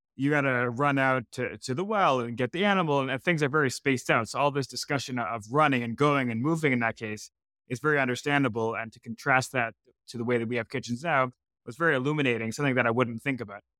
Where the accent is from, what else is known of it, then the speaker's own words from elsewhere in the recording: Canada; I'm also Canadian